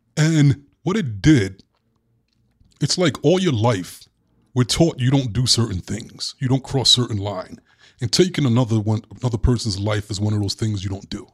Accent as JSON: {"language": "English", "town": "Brooklyn", "region": "New York", "country": "United States", "tie": "born or raised there", "said": "Growing up in Brooklyn, I was a really sweet kid"}